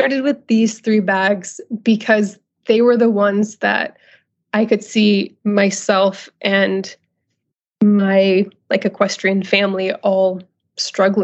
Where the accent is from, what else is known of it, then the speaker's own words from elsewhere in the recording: Northern California, United States; moved away as an adult; also born or lived in Los Angeles; I'm originally from Northern California, where I'm living now again.